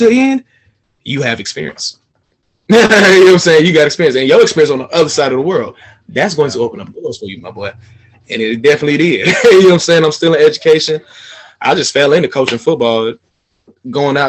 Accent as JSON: {"language": "English", "town": "Atlanta", "region": "Georgia", "country": "United States", "tie": "born or raised there", "said": "one of my close friends that I grew up with here in Atlanta"}